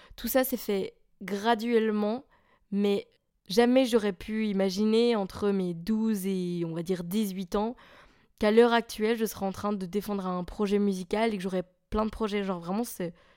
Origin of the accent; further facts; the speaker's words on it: a small village near Charleroi, Wallonia, Belgium; moved away as an adult; also born or lived in Maastricht; now in Brussels, Belgium; je suis belge. J'habite à Bruxelles et anciennement je vivais dans un petit village tout paumé près de Charleroi